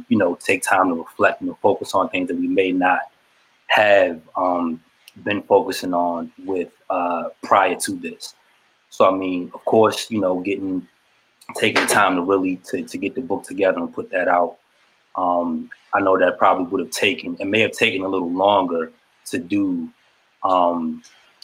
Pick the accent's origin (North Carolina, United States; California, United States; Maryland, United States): Maryland, United States; Shady Side; I'm originally from Shadyside, Maryland. Small